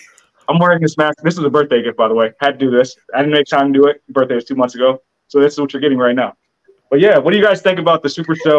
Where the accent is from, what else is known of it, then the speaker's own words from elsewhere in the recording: Long Beach, California, United States; I'm still from Long Beach, by the way. The accent's not going to change.